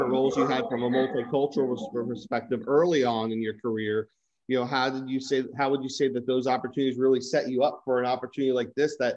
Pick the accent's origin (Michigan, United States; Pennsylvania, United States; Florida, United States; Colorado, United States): Florida, United States; Miami; growing up around the Marlins, I had a chance to be at the World Series in '97 and see the transition you talk about from county line down to Dade.